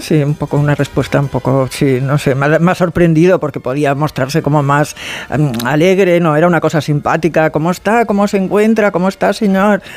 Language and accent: Spanish; Barcelona, Catalonia, Spain; vivo en provincia, soy de Barcelona